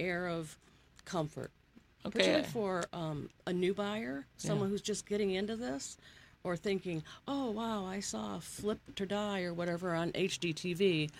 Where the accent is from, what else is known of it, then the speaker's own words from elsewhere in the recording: Rochester, Michigan, United States; also born or lived in Keego Harbor, Michigan; I grew up in Rochester, Michigan.